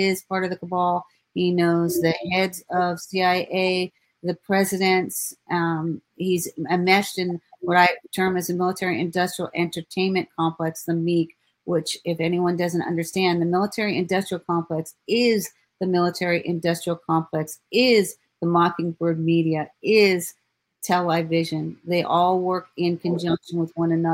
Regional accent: Ives Estates, Florida, United States; I was raised in Ives Estate. So I lived 13 minutes from the Walsh family. My grandmother lived in Hollywood

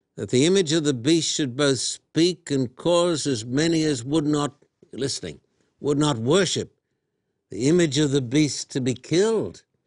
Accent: Australia; moved away; when I was a boy growing up in Australia

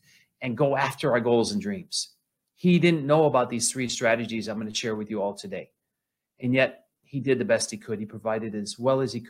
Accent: Flint, Michigan, United States; I grew up in Flint, Michigan.

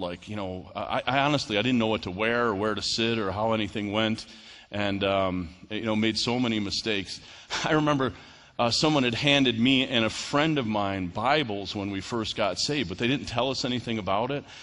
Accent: New York, United States; moved away; I'm from New York

